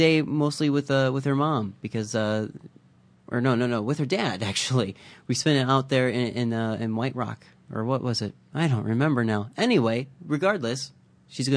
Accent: Midwest, United States; now in Vancouver, Canada; I grew up in the Midwest

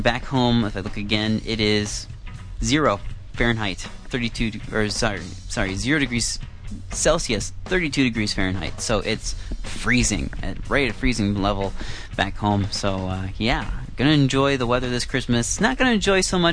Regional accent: Iowa, United States; moved away as an adult; now in Vancouver, Canada; I'm from Iowa, but now I'm living in Vancouver

